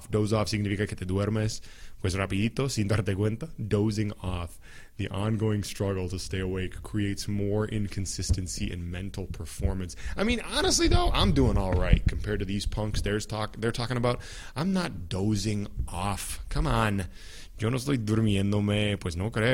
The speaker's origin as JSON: {"language": "English", "country": "United States", "first_language": "English"}